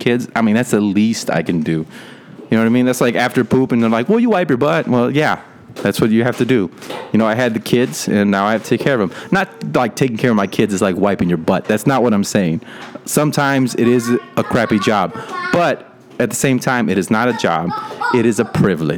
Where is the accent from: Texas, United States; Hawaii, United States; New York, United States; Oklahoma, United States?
Texas, United States; Rio Grande Valley; I grew up in the Rio Grande Valley, which is right near Mexico. It's the bottom point in Texas.